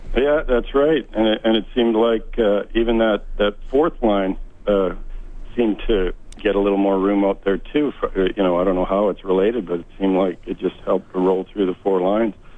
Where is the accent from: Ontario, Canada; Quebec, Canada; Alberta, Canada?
Alberta, Canada; St. Albert; moved away as an adult; now in Maui, United States; I grew up in St. Albert